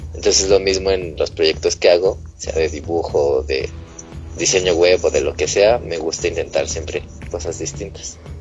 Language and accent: Spanish; Mexico; nosotros como mexicanos